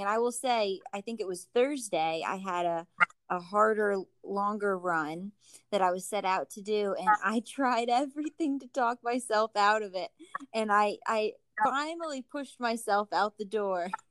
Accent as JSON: {"language": "English", "region": "New Jersey", "country": "United States", "moved": "yes", "said": "I'm from New Jersey"}